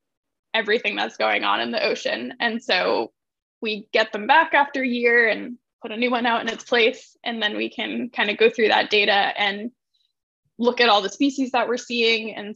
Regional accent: Cape Cod, Massachusetts, United States; I'm originally from Cape Cod, Massachusetts. So grew up on the water

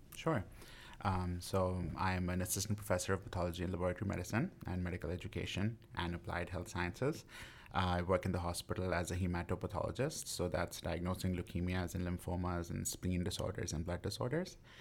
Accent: West Bromwich, West Midlands, United Kingdom; moved away; I grew up in a small town called West Bromwich in the West Midlands

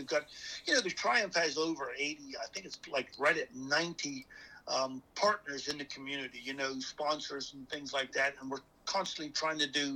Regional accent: Bermuda; moved away; I grew up in Bermuda

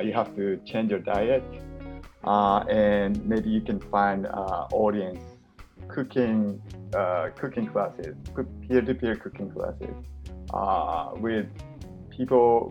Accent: Japan; moved away; I'm originally from Japan and I moved here

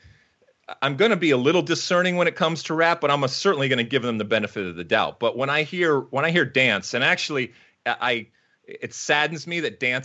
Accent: Detroit, Michigan, United States; I was growing up in Detroit and in the Midwest

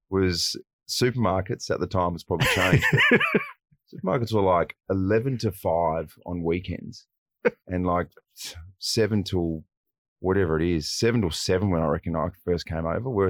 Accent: Wagga Wagga, New South Wales, Australia; moved away as an adult; also born or lived in Sydney; now in Adelaide, Australia; I'm originally from Wagga Wagga, yeah, which is um, southern southwest New South Wales, and that is, I mean, it's regarded as a city, but it's a big country town

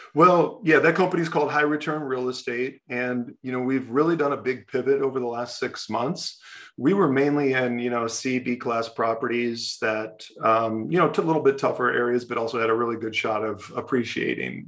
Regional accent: Ohio, United States; I grew up in Ohio

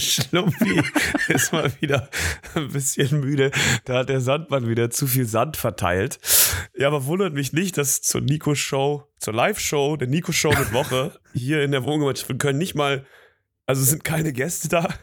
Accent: Berlin, Germany; Ich komme ja aus Berlin, aus Südberlin

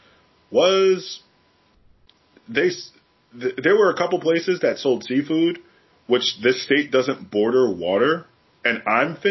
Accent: New York City, New York, United States; moved away; also born or lived in Maryland; growing up in New York City and raising kids in New York City

